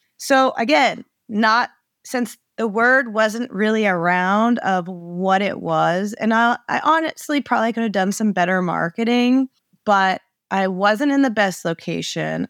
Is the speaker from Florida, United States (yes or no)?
no; Maine, United States; also born or lived in Arizona; I was born and raised in Maine.